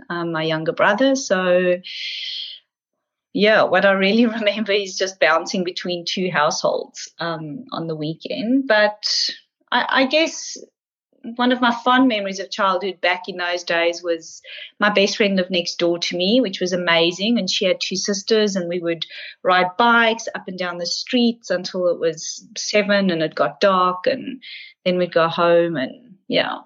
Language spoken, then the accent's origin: English; Pretoria, Gauteng, South Africa; now in Melbourne, Australia; I was born in Pretoria in South Africa